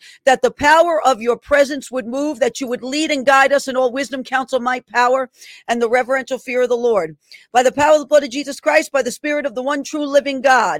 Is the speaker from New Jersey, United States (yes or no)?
no; New York, United States; my home state in New York.